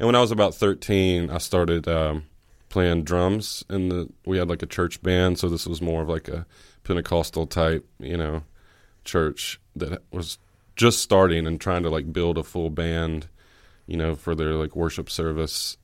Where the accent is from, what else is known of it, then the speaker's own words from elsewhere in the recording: Oxford, Mississippi, United States; also born or lived in Calhoun County, Mississippi; I was actually born in Oxford at the, uh, the hospital here that's just on South Lamar